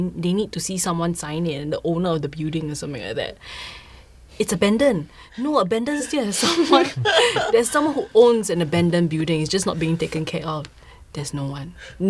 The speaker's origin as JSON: {"language": "English", "country": "Singapore", "said": "I'm Singaporean"}